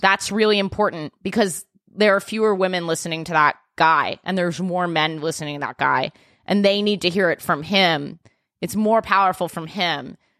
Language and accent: English; New York, United States; I'm a New Yorker